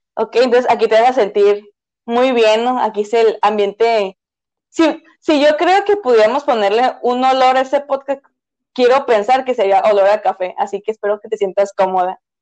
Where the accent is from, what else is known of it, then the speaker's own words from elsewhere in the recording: northern Mexico, Mexico; nosotros somos norteñas, ¿no? Y nosotros usamos más chilo que chido